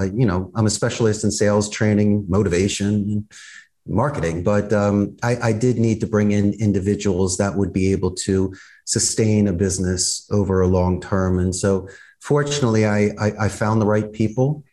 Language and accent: English; Philadelphia, Pennsylvania, United States; moved away as an adult; now in Costa Rica; I'm originally from Northeast Philadelphia, and when I graduated back in 1991, Abington High School